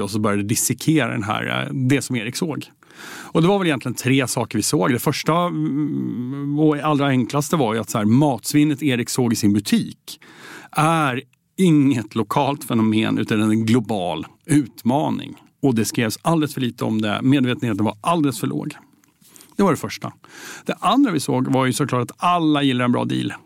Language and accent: Swedish; Södertälje, Stockholm County, Sweden; vi är uppvuxna i Södertälje ihop.